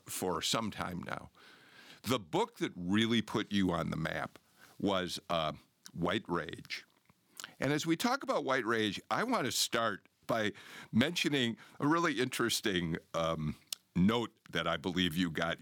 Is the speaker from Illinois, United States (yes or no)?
yes; Chicago, Illinois, United States; moved away as an adult; now in Georgia, United States; I'm a Chicagoan by birth, but I've been here since nineteen eighty-three